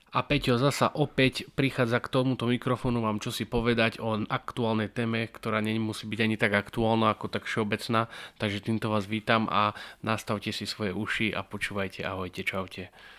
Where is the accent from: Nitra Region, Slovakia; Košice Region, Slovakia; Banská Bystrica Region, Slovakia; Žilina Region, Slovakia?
Žilina Region, Slovakia; Martin; my sme z Martina